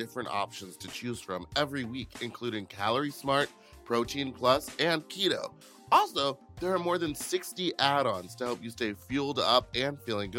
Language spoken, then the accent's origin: English; Houston, Texas, United States; I am from Houston